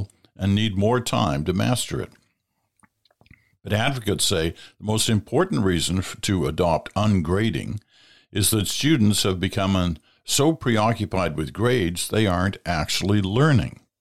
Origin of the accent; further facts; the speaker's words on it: Stratford, Ontario, Canada; I grew up in Stratford, Ontario, went to high school, or went to primary school and high school in Stratford